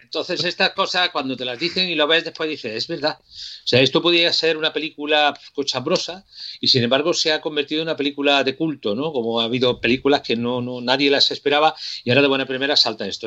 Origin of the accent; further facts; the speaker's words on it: Córdoba, Andalusia, Spain; mi ciudad Córdoba